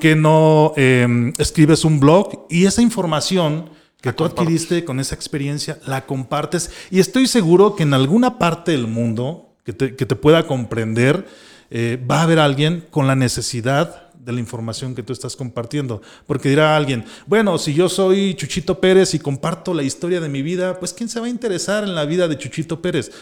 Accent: Michoacán, Mexico; moved away as an adult; now in Guadalajara, Mexico; de Michoacán, donde no tenía la oportunidad de desarrollarme.

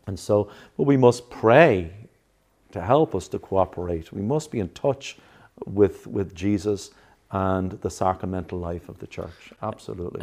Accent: Ireland; now in New Jersey, United States; I come from Ireland

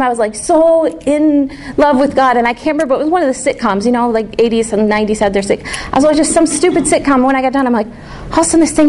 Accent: the North, United States; I'm from the North.

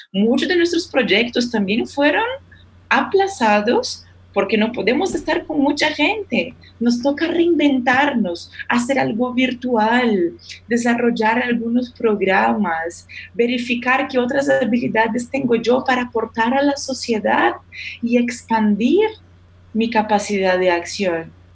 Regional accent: Brazil; Spanish is a second language; moved away; Yo como brasileña

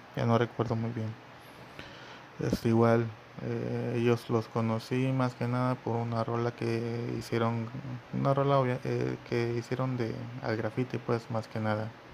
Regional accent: Mexico; aquí en mi país, yo soy de México

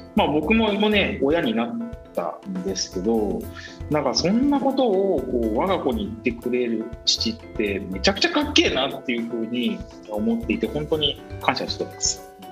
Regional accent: Miyazaki, Japan; 僕はですねもともと出身の宮崎で宮崎県のまあ固い中で育った

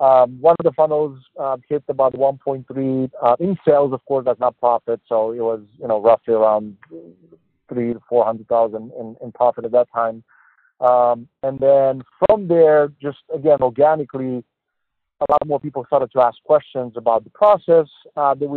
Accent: Romania; English is a second language; moved away as an adult; also born or lived in Boston, United States; now in United States; I'm born and raised in Romania, Eastern European country. So I'm an immigrant here. I moved to Boston in 2013

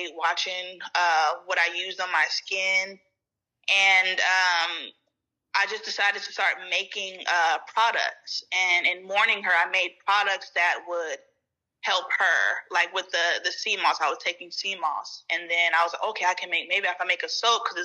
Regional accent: California, United States; I am from California, born and raised

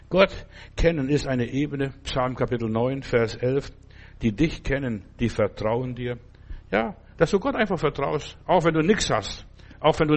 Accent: Klaipėda, Klaipėda County, Lithuania; Als ich jetzt in, vor Jahren mal in Memel, da wo ich herkomme, war und die Gegend besucht habe

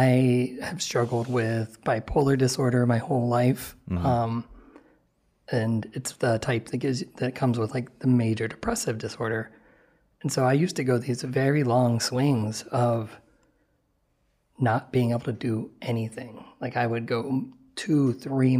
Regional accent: Ohio, United States; I grew up in Ohio

